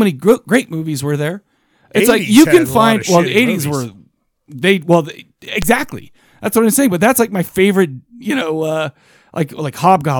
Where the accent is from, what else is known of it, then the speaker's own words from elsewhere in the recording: Farmington, Utah, United States; I grew up in Farmington, Utah. I know what it's like to grow up in a rough area